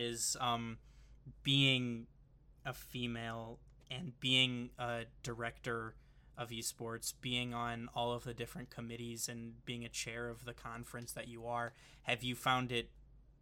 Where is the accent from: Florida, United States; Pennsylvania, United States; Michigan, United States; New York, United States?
Michigan, United States; I'm from Michigan, so I went out of state